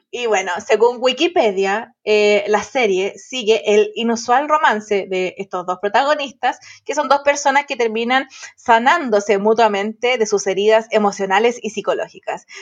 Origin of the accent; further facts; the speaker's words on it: Santiago, Santiago Metropolitan Region, Chile; somos de Santiago y estamos en La Serena